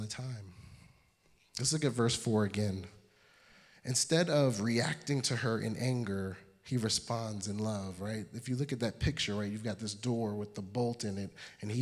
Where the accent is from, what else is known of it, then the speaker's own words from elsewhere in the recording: New York City, New York, United States; I'm from Brooklyn.